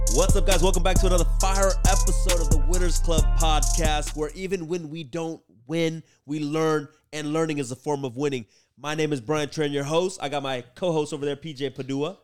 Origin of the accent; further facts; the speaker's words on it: Oakland, California, United States; first language Vietnamese; English is a second language; also born or lived in San Leandro; I grew up in Oakland